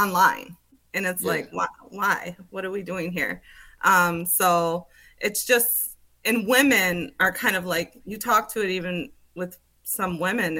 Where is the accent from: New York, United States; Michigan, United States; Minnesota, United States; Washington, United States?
Minnesota, United States; moved away as an adult; also born or lived in Las Vegas / Seattle; I'm from Minnesota